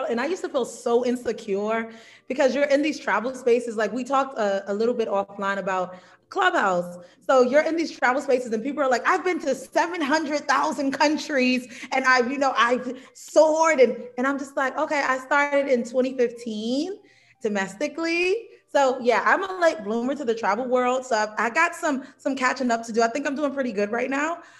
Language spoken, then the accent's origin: English; New York, United States; also born or lived in South Carolina; now in Mexico; So yes, I'm originally from New York, but spent most of my time in South Carolina. So I'm from both places.